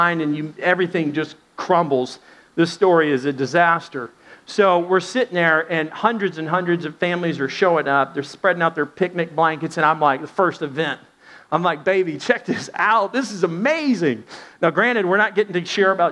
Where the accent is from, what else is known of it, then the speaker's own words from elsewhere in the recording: Dallas, Texas, United States; moved away; also born or lived in Arkansas; We're from Dallas, kind of Southwest.